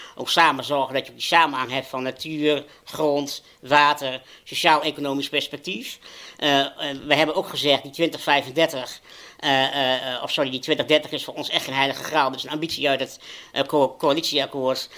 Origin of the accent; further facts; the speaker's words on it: Overijssel, Netherlands; ik ben een jongen geboren en getogen in Overijssel